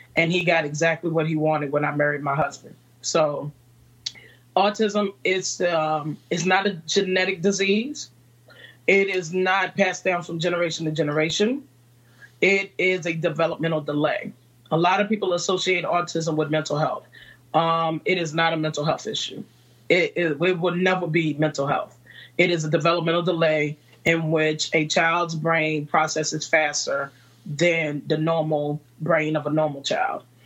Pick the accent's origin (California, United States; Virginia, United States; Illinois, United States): Virginia, United States; Farmville; now in Newport News, United States; I'm originally from Farmville, Virginia, and Farmville, Virginia is a small town